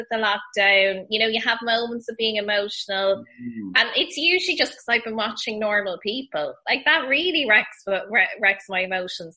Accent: West Kerry, Munster, Ireland; also born or lived in Kildare; I'm a bit of a hybrid. So I would have spent a lot of time in Kildare and Kerry.

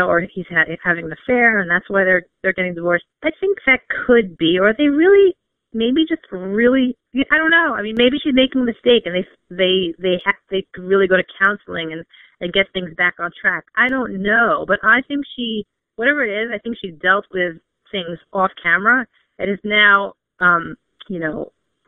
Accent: New York, United States; I'm from New York

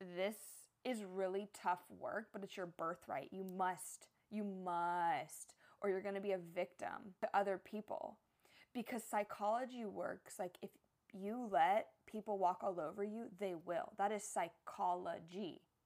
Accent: Texas, United States; also born or lived in San Diego, California; now in Hawaii, United States; I'm from Texas, which is like my true home

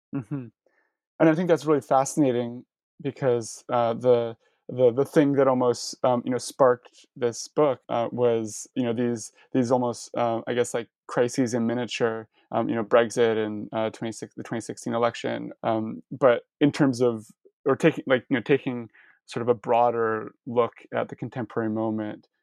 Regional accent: Canada; as a Canadian who studies U.S. history

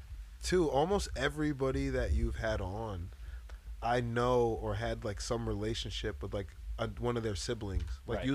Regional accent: Bethel, Connecticut, United States; also born or lived in Danbury, Connecticut; not being a white person, mm-hmm. you know, growing up in Bethel

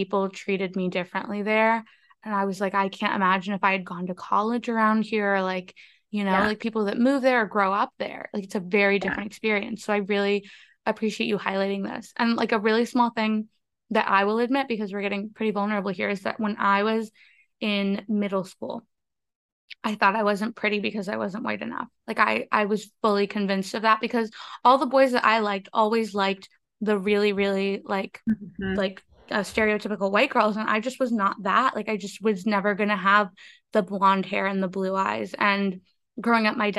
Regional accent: Northern Maryland, United States; also born or lived in Colombia; I grew up in Maryland, which is like I grew up in Northern Maryland.

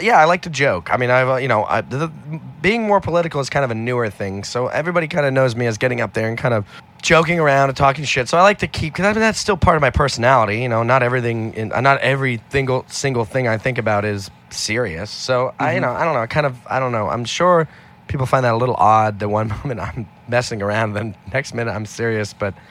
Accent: Manhattan, New York, United States; born there; But I was born in Manhattan.

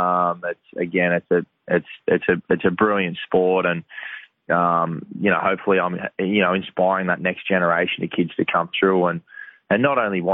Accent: New South Wales South Coast, Australia; now in Gold Coast, Australia; I grew up on the New South Wales South Coast

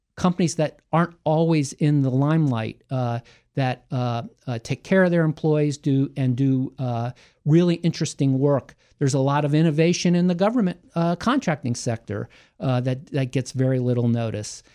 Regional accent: Hyattsville, Maryland, United States; also born or lived in Cheverly, Maryland / Columbia, Maryland / Washington, D.C.; I grew up in Hyattsville.

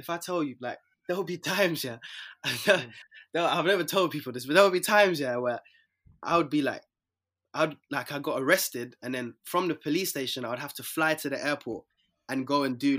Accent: London, United Kingdom; Yeah, I'm from South

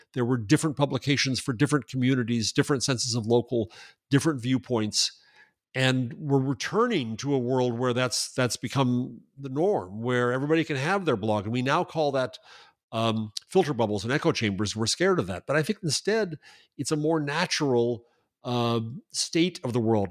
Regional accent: United States; I'm an American

